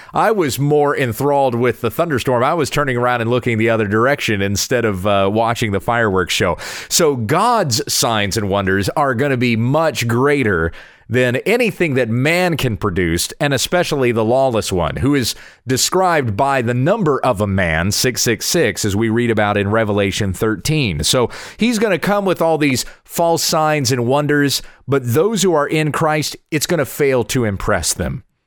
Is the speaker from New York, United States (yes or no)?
no; Southwest Kansas, United States; my hometown in Southwest Kansas